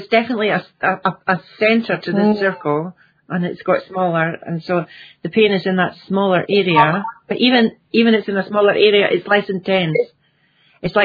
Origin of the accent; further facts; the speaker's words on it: Scotland, United Kingdom; now in Iceland; I'm originally from Scotland and I'm living in Iceland.